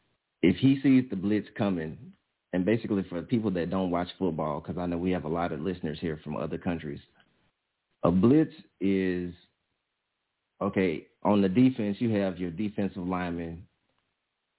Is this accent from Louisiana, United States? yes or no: yes; Louisiana, United States; I'm from Louisiana.